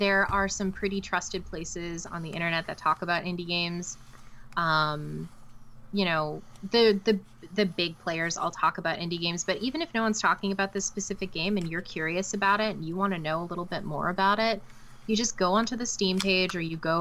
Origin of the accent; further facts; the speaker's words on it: Canada; I'm not American, I'm Canadian.